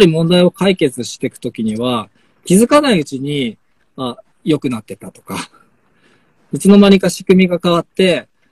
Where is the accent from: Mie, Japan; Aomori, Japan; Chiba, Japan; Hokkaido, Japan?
Hokkaido, Japan; Sapporo; moved away as an adult; now in Omachi, Japan; 札幌生まれで札幌で育って